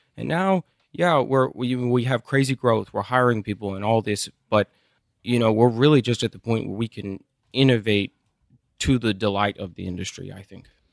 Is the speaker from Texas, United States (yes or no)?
yes; Midland, Texas, United States; also born or lived in Austin, Texas; I grew up in Midland.